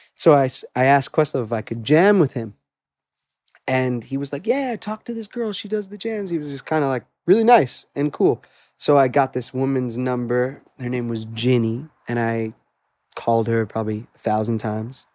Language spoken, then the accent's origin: English; Great Neck, New York, United States; I grew up in Great Neck originally in Long Island